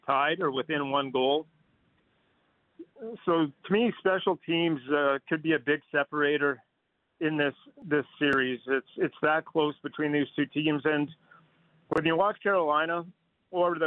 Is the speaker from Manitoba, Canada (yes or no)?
no; Fernie, British Columbia, Canada; moved away; I grew up in Fernie, British Columbia, just across the border